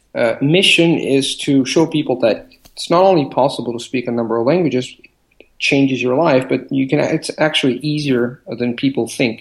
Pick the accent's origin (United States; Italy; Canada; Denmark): Italy; Rome, Lazio; moved away as an adult; also born or lived in Barcelona; I was born and raised in Rome